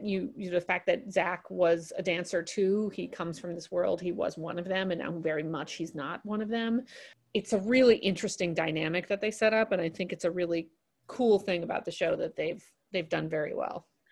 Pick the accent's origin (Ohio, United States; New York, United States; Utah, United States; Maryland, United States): New York, United States; New York City; I grew up in New York City